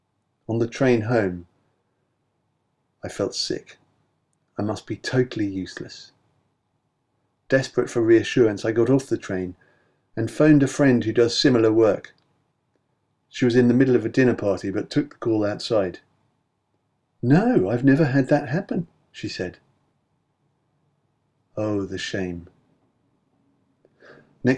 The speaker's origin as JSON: {"language": "English", "region": "London", "country": "United Kingdom", "said": "I was a wanker from London, said the most outspoken among them"}